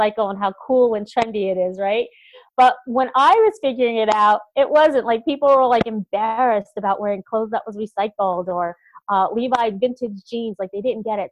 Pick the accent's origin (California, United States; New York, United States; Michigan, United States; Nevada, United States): New York, United States; upstate; also born or lived in Boston; this small town girl is going to do that here in Albany, New York